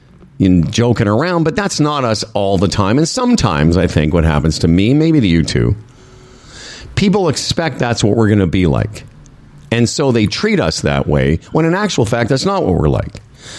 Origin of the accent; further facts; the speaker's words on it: Moose Jaw, Saskatchewan, Canada; also born or lived in Toronto / Vancouver; I said, well, I'm actually from Moose Jaw originally. So I've been to Medicine Hat.